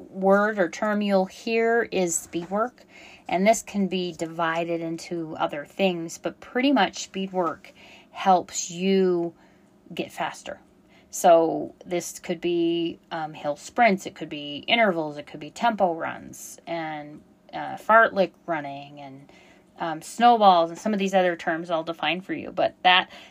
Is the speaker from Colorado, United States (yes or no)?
yes; Colorado, United States; I grew up in Colorado